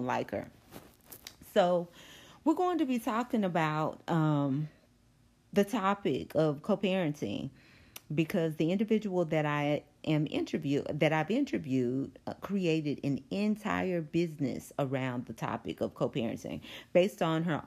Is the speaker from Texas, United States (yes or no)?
yes; Longview, Texas, United States; moved away; my hometown of Longview